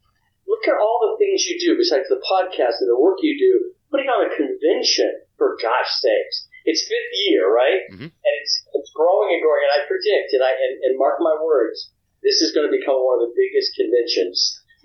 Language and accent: English; the South, United States; I think what it is that, you know, I'm from the South. I was a little Southern kid, and it feels like a dream to me.